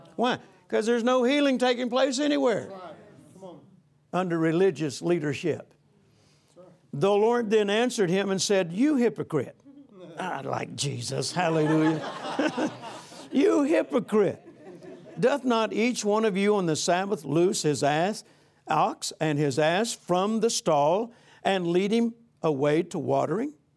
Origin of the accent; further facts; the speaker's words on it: Vicksburg, Mississippi, United States; I grew up, I was born in Vicksburg, Mississippi, 1946